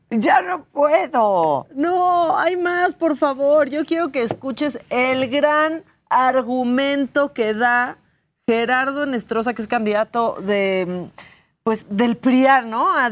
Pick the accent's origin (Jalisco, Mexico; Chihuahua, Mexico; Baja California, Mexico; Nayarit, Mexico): Baja California, Mexico; Tijuana; yo soy una orgullosa tijuanense, ¿no?